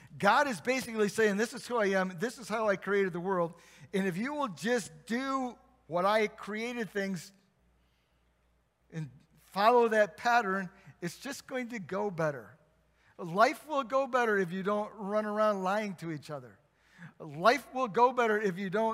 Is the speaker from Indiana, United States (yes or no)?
yes; South Bend, Indiana, United States; moved away; I come from South Bend, and there's a famous university in South Bend that plays football